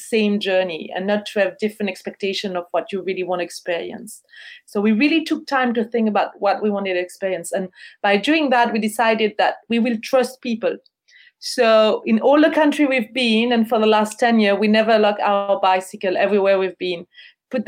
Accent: Switzerland; moved away as an adult; we're from Switzerland

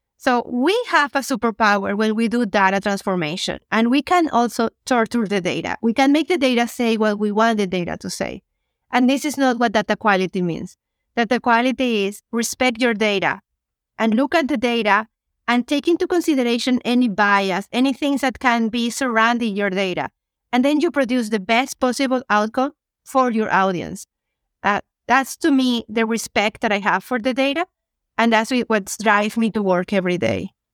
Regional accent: Venezuela; moved away as an adult; now in Canada; I'm originally from Venezuela, relocated to Canada ten years ago

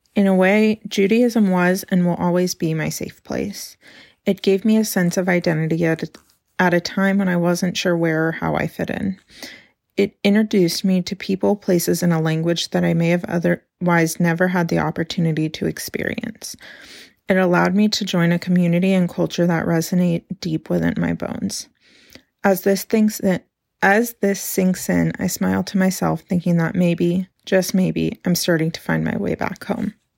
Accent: Carmel, California, United States; now in Portland, United States; today I'm actually in my hometown of Carmel, California, a little beach town on California's Central Coast

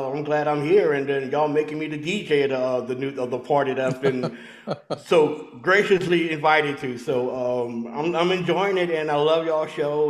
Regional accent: Louisiana, United States; growing up in Louisiana.

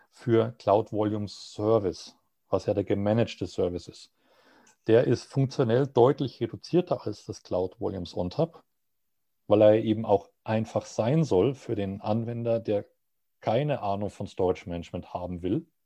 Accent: Munich, Bavaria, Germany; als Münchner werde ich dann vermutlich Frankfurt nehmen

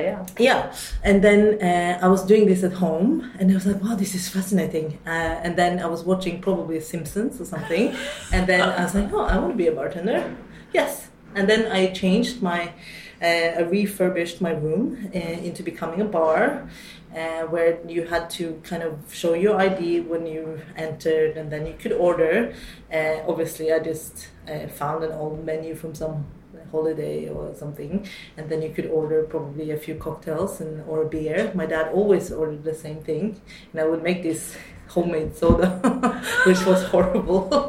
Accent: Oslo, Norway; also born or lived in London, United Kingdom; I grew up in Oslo, um, majority of the time, um, specifically a little bit outside uh, for the first 14 years

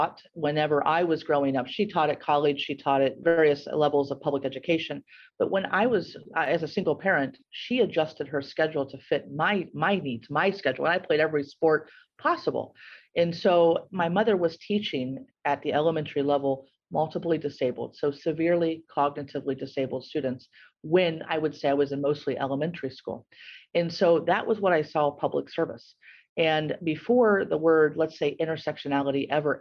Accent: Gallipolis, Ohio, United States; now in Columbus, United States; I grew up in Gallipolis, and I had this kind of awesome upbringing. And for those, listeners from around the world, Gallipolis is at the southernmost point

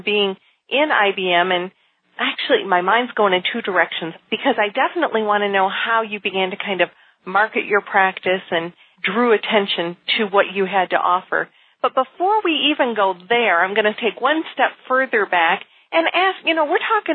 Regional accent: outside of Detroit, Michigan, United States; I grew up outside of Detroit

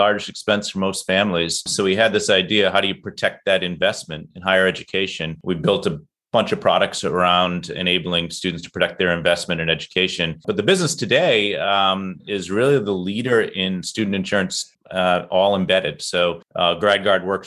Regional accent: Boston, Massachusetts, United States; I'm from Boston

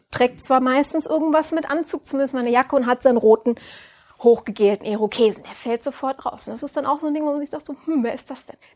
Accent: Düsseldorf, North Rhine-Westphalia, Germany; Bin ja Düsseldorferin.

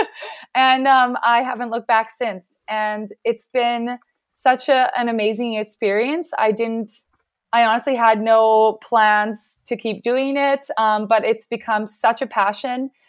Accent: Regina, Saskatchewan, Canada; I am from Canada and I'm in Regina, Saskatchewan.

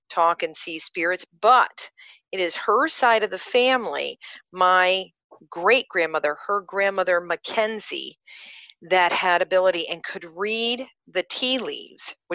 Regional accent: Rotterdam, South Holland, Netherlands; I'm the youngest of three, and I'm born and raised in Rotterdam, and come from a very conservative, regular family.

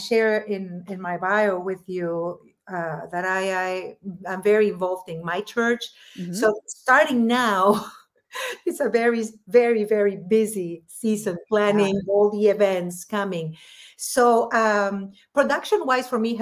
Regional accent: Lima, Peru; first language Spanish; English is a second language; moved away as an adult; now in Los Angeles, United States; when I was growing up in Peru

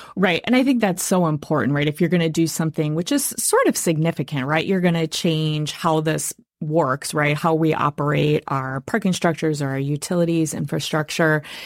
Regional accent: Wisconsin, United States; I am born and raised in Wisconsin

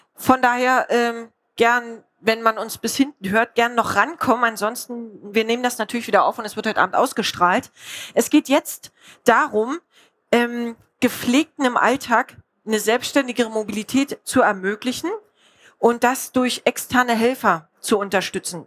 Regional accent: Spreewald, Brandenburg, Germany; ich komme aus dem Spreewald

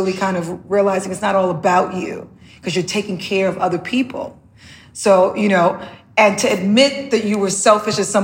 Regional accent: New York City, New York, United States; also born or lived in the Caribbean; growing up in the Bronx

